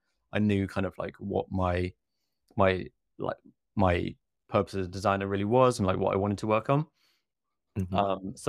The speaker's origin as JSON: {"language": "English", "town": "Oxford", "region": "South East England", "country": "United Kingdom", "tie": "born there", "said": "And I was born in Oxford. I lived just down the road. My university was 45 minutes away."}